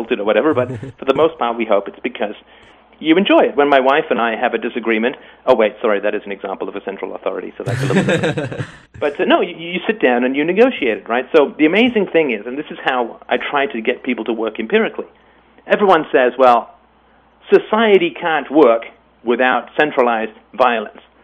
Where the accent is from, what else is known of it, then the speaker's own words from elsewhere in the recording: England, United Kingdom; also born or lived in Ireland; I was born in Ireland and I grew up in England